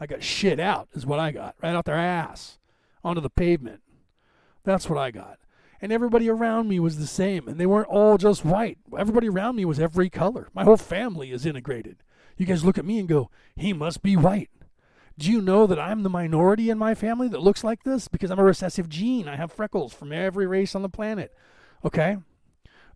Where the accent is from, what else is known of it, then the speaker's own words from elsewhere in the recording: California, United States; I grew up in California